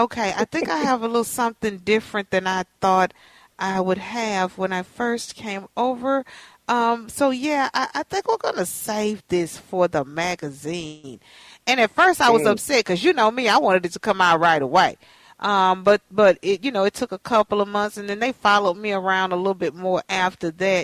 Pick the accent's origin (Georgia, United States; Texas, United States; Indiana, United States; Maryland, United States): Texas, United States; moved away as an adult; now in Minnesota, United States; I'm from Texas.